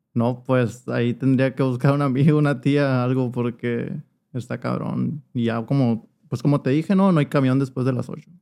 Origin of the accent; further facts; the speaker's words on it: Hermosillo, Sonora, Mexico; aquí nací en Hermosillo. Ok. Pero mis papás todo el tiempo vivieron ahí, pues, y pues ahí me crié.